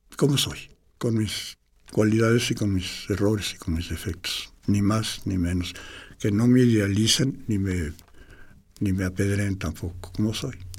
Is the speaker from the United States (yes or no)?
no; Mexico City, Mexico; soy chilango